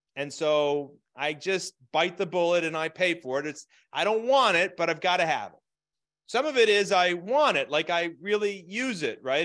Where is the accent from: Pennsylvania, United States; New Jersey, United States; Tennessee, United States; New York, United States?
Pennsylvania, United States; Scranton; moved away; also born or lived in Phoenix; I was raised in Scranton, Pennsylvania